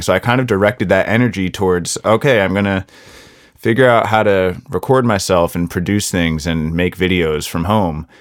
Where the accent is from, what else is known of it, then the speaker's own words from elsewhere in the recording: United States; as an American